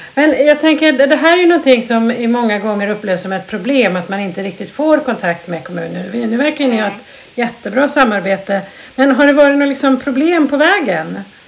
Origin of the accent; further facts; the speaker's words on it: Jämtland, Sweden; jag är ju uppvuxen i Jämtland